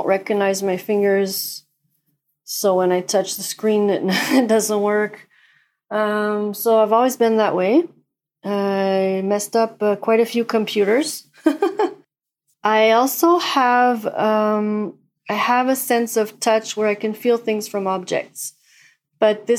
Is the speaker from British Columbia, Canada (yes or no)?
no; Quebec, Canada; I'm from Canada, Quebec, Canada